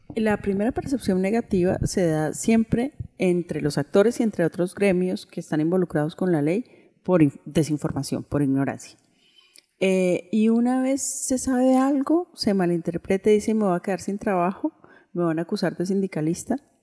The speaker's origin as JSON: {"language": "Spanish", "country": "Colombia", "said": "así también somos los colombianos"}